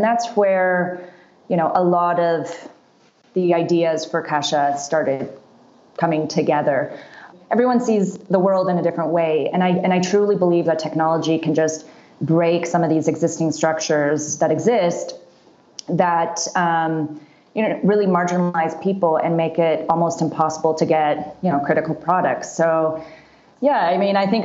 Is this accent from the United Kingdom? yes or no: no; Canada; also born or lived in Seattle, United States; now in Rwanda; I grew up in Canada